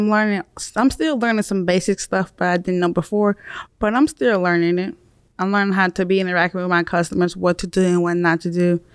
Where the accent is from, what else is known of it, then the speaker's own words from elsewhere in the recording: Jackson, Mississippi, United States; now in Fayetteville, United States; I'm originally from Jackson, Mississippi